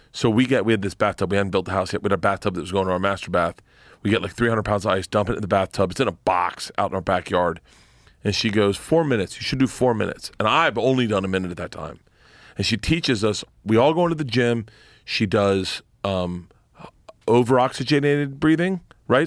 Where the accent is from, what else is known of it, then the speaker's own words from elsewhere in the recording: Florida, United States; moved away; growing up in Florida